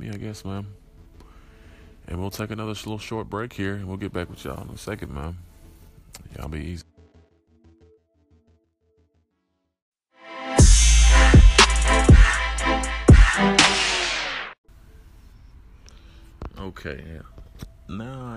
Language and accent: English; Brooklyn, Mississippi, United States; also born or lived in Kansas City, Missouri; I've been raised in Brooklyn, Mississippi